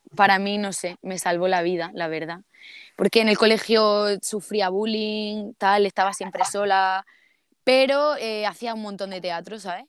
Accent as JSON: {"language": "Spanish", "town": "Almería", "region": "Andalusia", "country": "Spain", "also_born_or_lived": "Seville", "accent": "Andalusian", "said": "yo soy de Almería, pero lo estudié en Sevilla"}